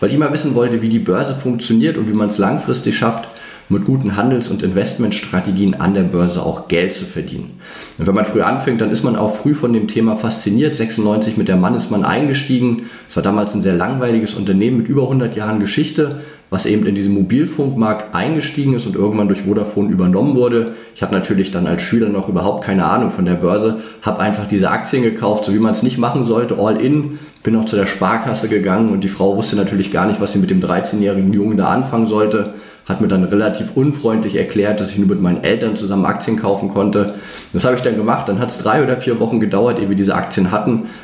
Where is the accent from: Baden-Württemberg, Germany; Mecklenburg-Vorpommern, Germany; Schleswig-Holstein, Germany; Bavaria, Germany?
Mecklenburg-Vorpommern, Germany; Greifswald; habe dann natürlich auch BWL studiert. Erst in meiner Heimatstadt in Greifswald, habe dann gemerkt, naja, das ist jetzt nicht so der Finanzschwerpunkt von Deutschland. Bin dann nach Mannheim an die Universität gegangen